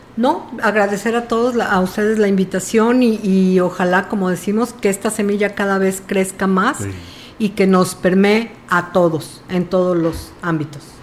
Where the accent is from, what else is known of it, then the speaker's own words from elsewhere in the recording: Tamuín, San Luis Potosí, Mexico; yo soy de Tamuín